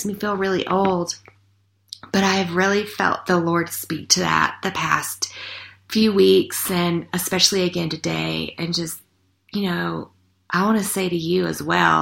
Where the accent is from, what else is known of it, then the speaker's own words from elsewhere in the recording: the South, United States; that adage that I grew up with in the South